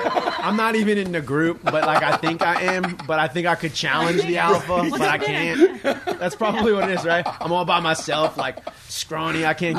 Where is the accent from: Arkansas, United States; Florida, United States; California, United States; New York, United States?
New York, United States; Even as a New Yorker, I'm embarrassed.